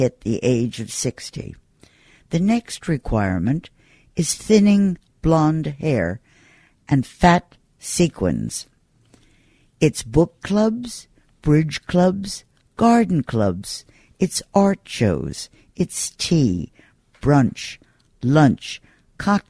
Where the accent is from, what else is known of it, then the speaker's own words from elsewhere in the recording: New York, United States; I'm a New Yorker. Born, bred, educated, schooled, work in New York